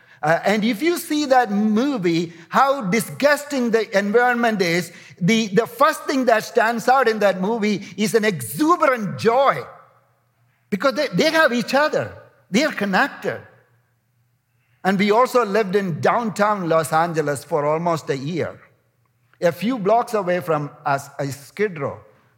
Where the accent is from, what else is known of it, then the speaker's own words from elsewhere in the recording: India; You know, I'm coming from India, and some of the largest slums in the world are in India.